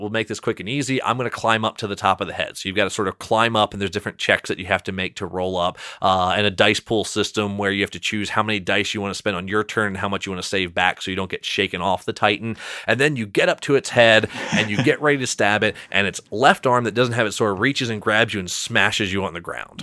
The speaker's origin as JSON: {"language": "English", "town": "Salisbury", "region": "Maryland", "country": "United States", "tie": "born or raised there", "said": "I grew up, so when I was saying Salisbury, Maryland"}